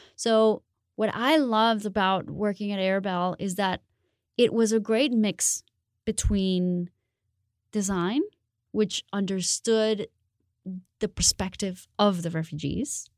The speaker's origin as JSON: {"language": "English", "town": "Bogotá", "region": "Bogotá Capital District", "country": "Colombia", "tie": "born or raised there", "moved": "yes", "said": "I am originally from Colombia. Um, I grew up in Bogota"}